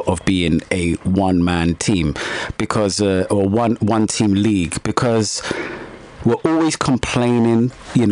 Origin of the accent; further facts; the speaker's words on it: England, United Kingdom; us as English football supporters